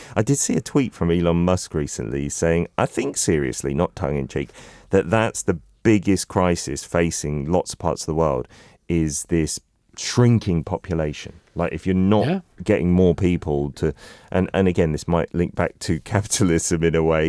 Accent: London, United Kingdom; moved away; also born or lived in South Korea; When I was a kid, I, I was coming from London

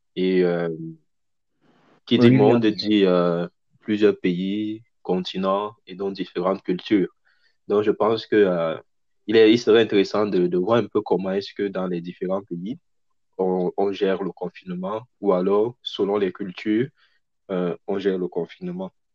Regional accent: Cameroon; now in Canada; en tant que Camerounais

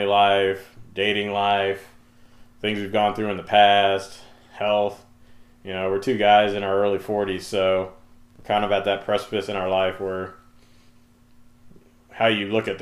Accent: Oklahoma, United States; moved away as an adult; also born or lived in Germany; now in Dallas, United States; Just a kid, grew up in Oklahoma, moved down to Dallas about a decade ago

